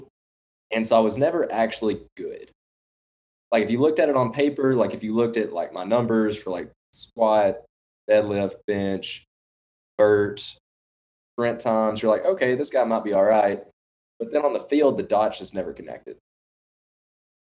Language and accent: English; Florence, Alabama, United States; also born or lived in Mississippi / Memphis; I'm from the Florence, Alabama area